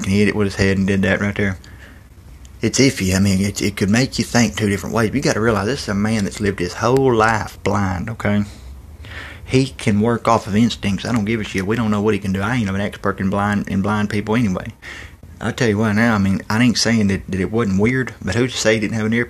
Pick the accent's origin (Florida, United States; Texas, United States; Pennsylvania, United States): Texas, United States; I'm from Texas